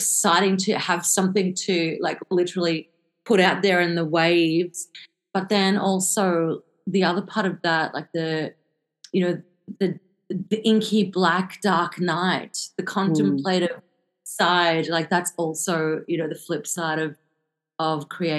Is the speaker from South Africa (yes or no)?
yes; South Africa; born there; So I was born in South Africa, so I have this, I suppose, pull to keep on revisiting, you know, the home continent.